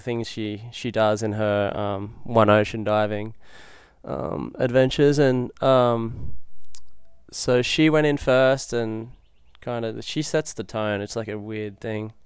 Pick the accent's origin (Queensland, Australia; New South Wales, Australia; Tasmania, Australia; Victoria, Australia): New South Wales, Australia; Lennox Head; now in Hawaii, United States; I'm from Lennox Head originally, uh, New South Wales, and I moved to Hawaii, like, about fifteen years ago